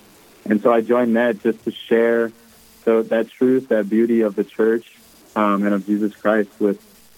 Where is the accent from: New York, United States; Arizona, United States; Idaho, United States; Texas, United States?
Arizona, United States; moved away as an adult; now in Sioux Falls, United States; I'm from Arizona.